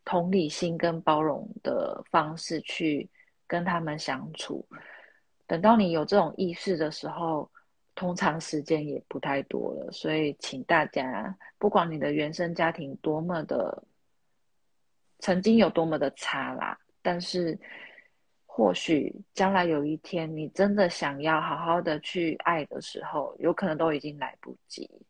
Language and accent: Chinese; Taiwan; 我是台妹啊，没错